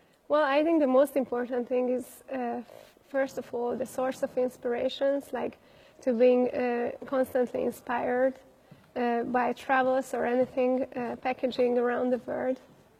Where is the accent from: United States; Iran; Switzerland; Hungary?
Hungary; Budapest; I'm from Budapest, Hungary